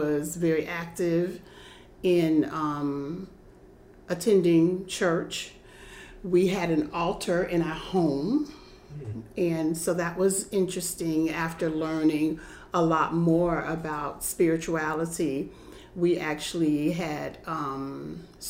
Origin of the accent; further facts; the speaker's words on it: South Florida, United States; I grew up in South Florida, mm-hmm. and my mother was Caribbean. We were Caribbean descendants